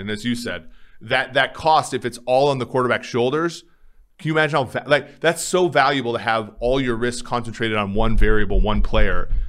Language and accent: English; Minnesota, United States; moved away; growing up in Minnesota, it was always cold